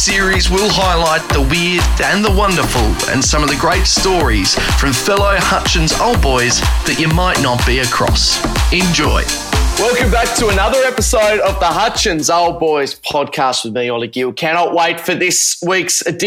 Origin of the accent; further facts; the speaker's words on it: Tasmania, Australia; growing up in Tasmania